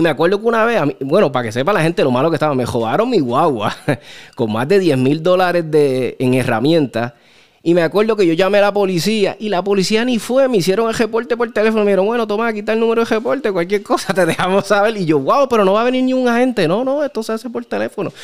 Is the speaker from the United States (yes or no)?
yes; Chicago, Illinois, United States; moved away; also born or lived in California; yo me crié en Chicago